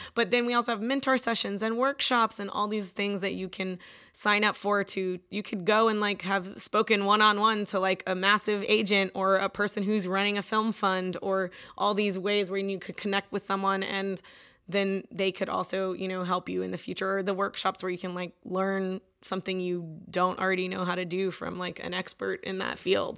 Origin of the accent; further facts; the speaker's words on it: Austin, Texas, United States; I'm born and raised in Austin. My whole family lives here